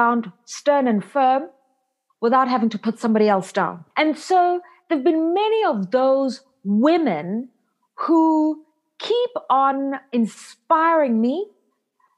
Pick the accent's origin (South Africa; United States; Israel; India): South Africa; I'm a South African born and raised.